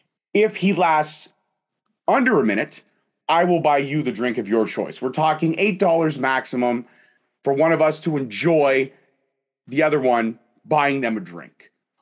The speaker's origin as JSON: {"language": "English", "region": "Scotland", "country": "United Kingdom", "said": "Scottish. I'm Scottish. I know how to hold my liquor."}